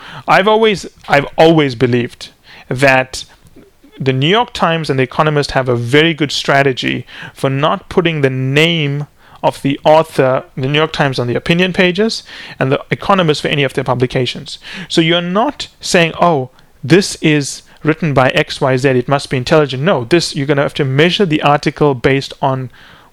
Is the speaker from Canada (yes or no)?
yes; Canada; we're Canadian